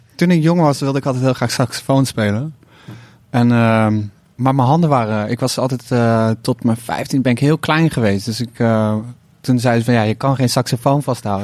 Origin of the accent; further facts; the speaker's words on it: 's-Hertogenbosch, North Brabant, Netherlands; Uit de echte buurt waar ik ben opgegroeid